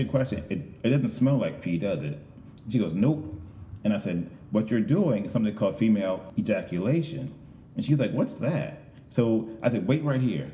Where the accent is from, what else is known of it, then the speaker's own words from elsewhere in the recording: Chester, Pennsylvania, United States; moved away as an adult; also born or lived in Manhattan, New York; I moved back to Chester, Pennsylvania, which is my hometown